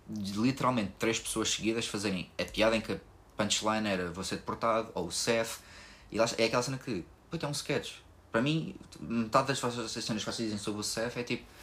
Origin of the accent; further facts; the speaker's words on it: Lisbon, Portugal; Eu sou daqui de Lisboa